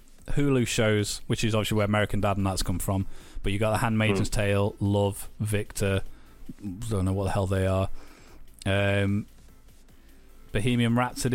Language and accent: English; United Kingdom; Us as two British people